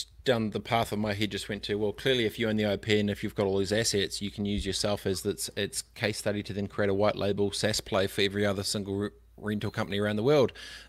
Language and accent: English; New Zealand; I'm so proud that I'm a New Zealander.